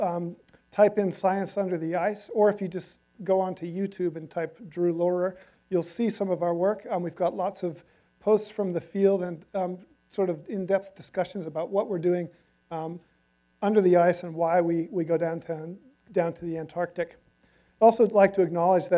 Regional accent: Southern California, United States; moved away as an adult; now in Hamilton, New Zealand; I've been there since 2002, even though I grew up here in Southern California

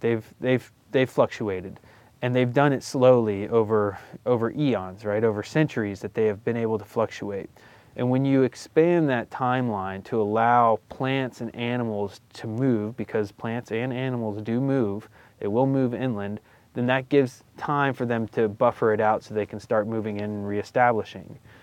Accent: Florida, United States; I grew up in Florida, so my backyard wilderness was swamp.

